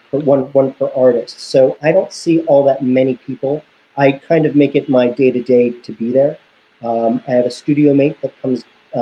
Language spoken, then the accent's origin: English; United States; I was born in the United States, but I was conceived in the Soviet Union. My parents came to America about 6 weeks before I was born.